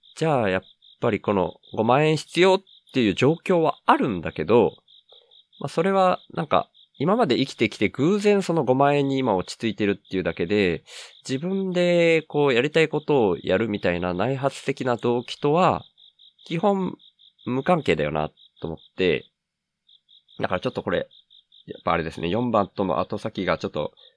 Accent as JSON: {"language": "Japanese", "region": "Miyazaki", "country": "Japan", "tie": "born or raised there", "also_born_or_lived": "Kanto / Tokyo", "said": "関東から離れるのが、その会社がほぼなくなるみたいな感じになったのがきっかけだったんですけど、地元の宮崎に帰ってきて"}